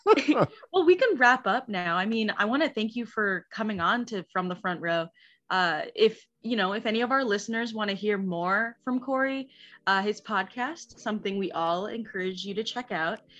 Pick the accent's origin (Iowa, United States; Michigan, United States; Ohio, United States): Iowa, United States; Des Moines; now in Iowa City, United States; I, I'm from Des Moines, uh, but I live in Iowa City